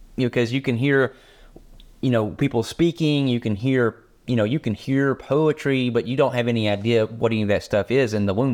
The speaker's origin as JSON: {"language": "English", "country": "United States", "said": "for us Americans"}